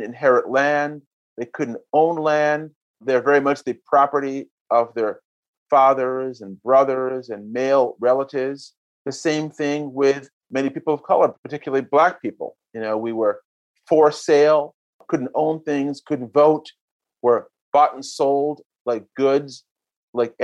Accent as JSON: {"language": "English", "country": "Jamaica", "tie": "born or raised there", "said": "I was born in Jamaica"}